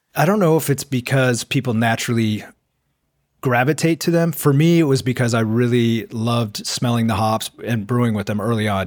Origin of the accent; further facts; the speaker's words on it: Portland, Oregon, United States; moved away; Originally, I was from Portland, Oregon area